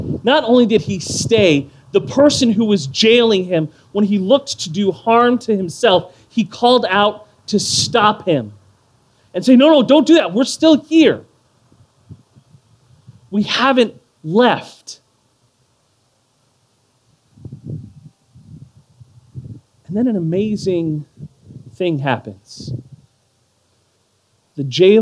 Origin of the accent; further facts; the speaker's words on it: Houston, Texas, United States; When I was growing up in Northeast Houston